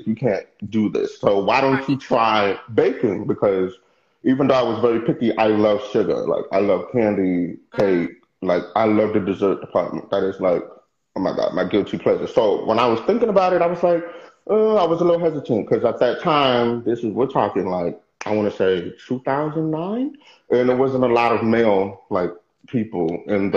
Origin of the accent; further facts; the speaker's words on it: New Jersey, United States; now in Houston, United States; I was raised in New Jersey and then moved back to Houston